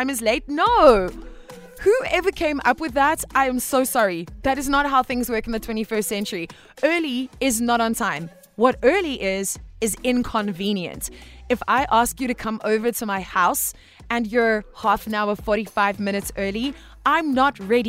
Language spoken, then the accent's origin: English; Cape Town, Western Cape, South Africa; I am from Cape Town